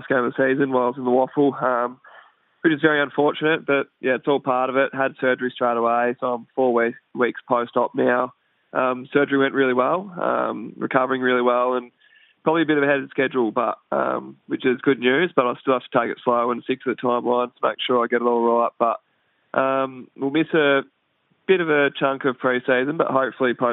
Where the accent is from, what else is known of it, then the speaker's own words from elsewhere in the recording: Horsham, Victoria, Australia; moved away as an adult; also born or lived in Perth; I am Victorian. I'm a Horsham boy, so Perth is a long way from home.